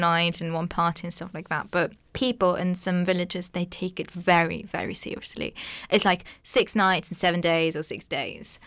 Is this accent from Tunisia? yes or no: yes; Tunisia; first language Arabic; English is a second language; moved away as an adult; now in United Kingdom; I originally come from Tunisia